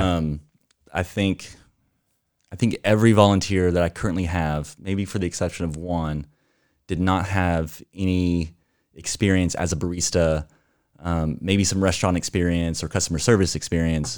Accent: Amarillo, Texas, United States; moved away as an adult; now in Portland, United States; We are originally from Texas

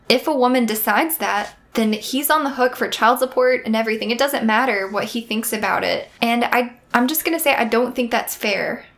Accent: the South, United States; We're from the South

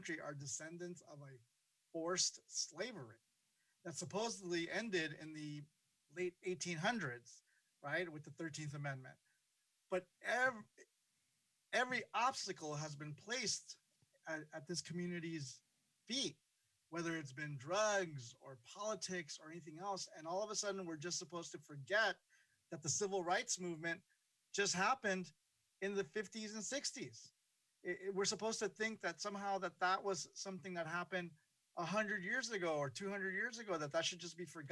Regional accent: Los Angeles, California, United States; also born or lived in Honduras / New Jersey; I was born in Honduras, and I immigrated to this country young, from New Jersey to New Jersey, then to what was, I guess, South Central when I was a kid, and now it's just South Los Angeles. And I grew up in, you know, going to school, junior high school and high school in Watts

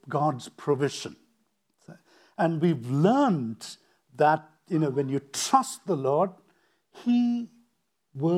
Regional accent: India; moved away as an adult; also born or lived in United States; So now I leave India, decide, okay, I want to study.

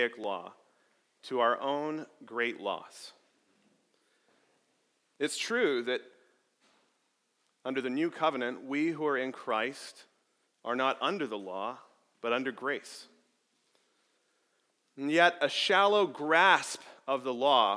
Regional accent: Arizona, United States; moved away; I grew up in Arizona, and growing up in the middle of nowhere in the Arizona desert

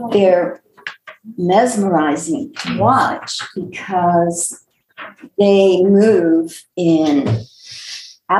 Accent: Recife, Pernambuco, Brazil; also born or lived in Olinda, Brazil; now in Houston, United States; I was born in Recife, in the state of Pernambuco, Brazil.

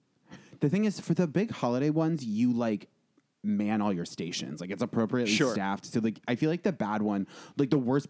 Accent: Vermont, United States; born or raised there; also born or lived in Cranston, Rhode Island

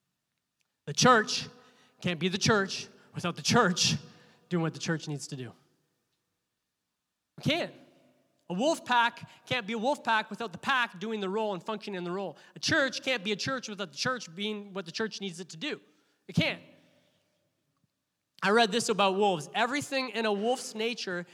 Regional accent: Canada; we as Canadians, we're like, hey. We're very Canadian in our church

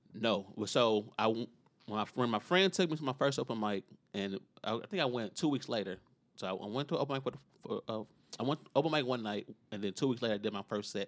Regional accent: Chicago, Illinois, United States; I still live, grew up in, still live in Inglewood

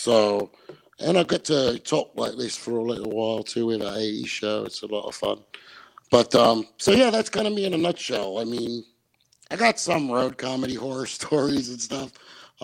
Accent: Cincinnati, Ohio, United States; moved away; also born or lived in Los Angeles; I'm originally from Cincinnati, Ohio. I lived in L.A. for 15 years.

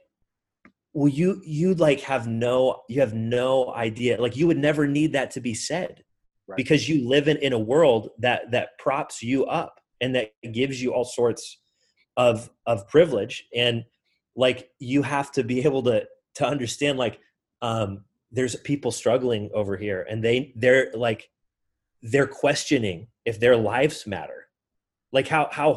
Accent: Kansas, United States; now in Detroit, United States; I grew up in Kansas. So I grew up in like the middle of the Midwest of the United States.

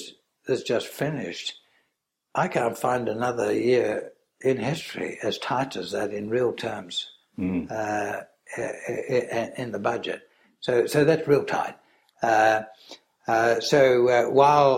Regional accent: Australia; as an Australian

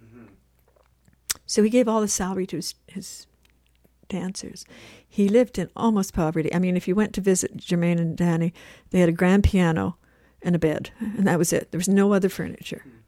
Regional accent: Winnipeg, Manitoba, Canada; moved away; also born or lived in Vancouver; I'm from Winnipeg

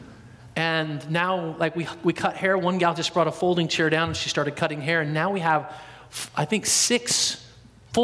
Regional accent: Portland, Oregon, United States; also born or lived in Dallas, Oregon; I'm from Portland all my life, born and raised there.

